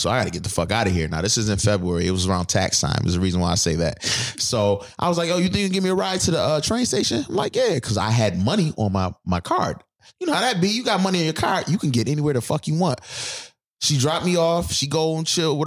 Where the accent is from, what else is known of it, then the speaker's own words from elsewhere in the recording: Buffalo, New York, United States; moved away; I'm from Buffalo.